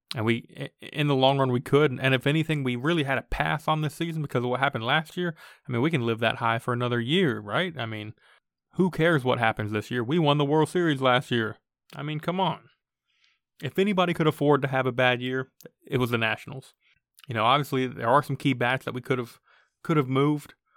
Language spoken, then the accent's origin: English; Florida, United States; moved away; I, I grew up in Florida